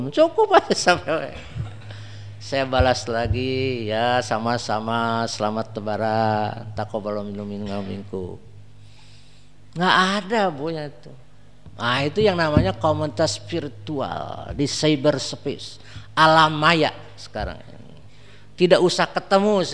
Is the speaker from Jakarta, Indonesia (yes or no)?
no; Bandung, West Java, Indonesia; Di Bandung di kota saya susah. Paling datang pengajian 10 orang, 20 orang.